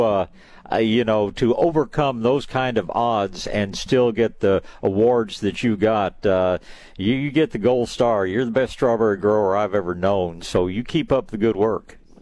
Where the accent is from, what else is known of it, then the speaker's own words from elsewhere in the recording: East Tennessee, United States; now in Texas, United States; I spent some years growing up in East Tennessee